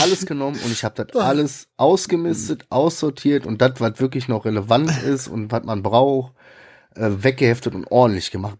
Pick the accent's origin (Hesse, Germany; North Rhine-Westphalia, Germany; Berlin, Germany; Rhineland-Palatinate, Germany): North Rhine-Westphalia, Germany; Ruhr area; ich bin im Ruhrgebiet aufgewachsen